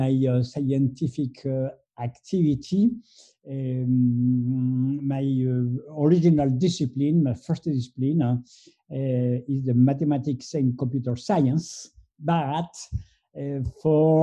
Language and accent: English; Colombia; moved away as an adult; now in Paris, France; I was born in Colombia, in South America, and I arrived in France when I was 20.